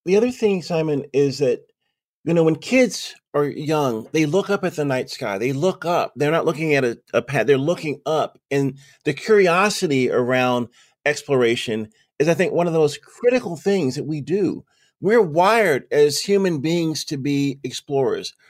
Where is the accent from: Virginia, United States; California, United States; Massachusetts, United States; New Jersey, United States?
Virginia, United States; Lynchburg; Lynchburg, my hometown, where I am right now